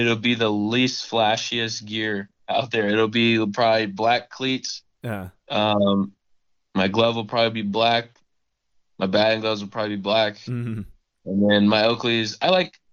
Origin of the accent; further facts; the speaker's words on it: Arizona, United States; I'm from Arizona